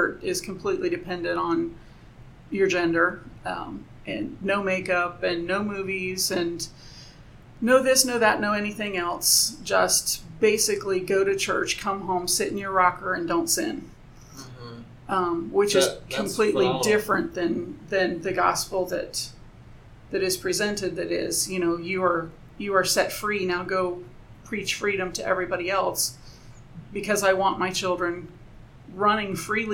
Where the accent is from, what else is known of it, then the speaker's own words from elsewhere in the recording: United States; I'm American